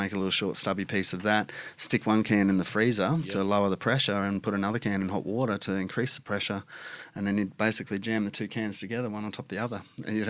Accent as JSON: {"language": "English", "country": "Australia", "said": "We're all Australian. We like to shorten things as sweet as possible."}